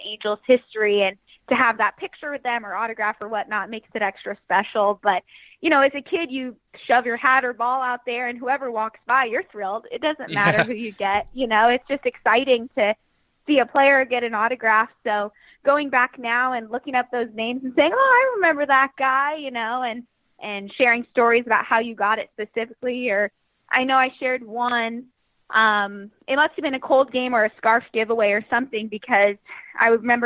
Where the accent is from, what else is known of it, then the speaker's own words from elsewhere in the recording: Cypress, California, United States; I grew up in Cyprus, city of Cyprus, and that's like 15, 20 minutes from the stadium